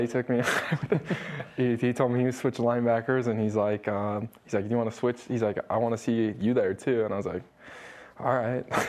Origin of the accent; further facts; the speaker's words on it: Stansbury Park, Utah, United States; also born or lived in Salt Lake City, Utah; when I was a young kid, I moved out to Stansbury Park and uh, lived there for all the way up to here